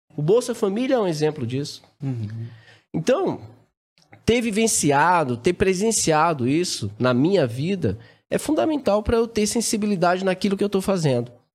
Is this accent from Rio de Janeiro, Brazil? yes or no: no; Araci, Bahia, Brazil; also born or lived in Salvador, Brazil; nasci em Salvador e logo novinho fui morar no interior, né? no sertão nordestino. É uma cidade chamada Araci